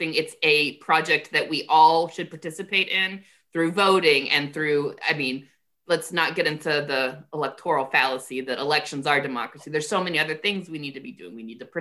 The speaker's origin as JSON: {"language": "English", "country": "United States", "said": "I love being an American"}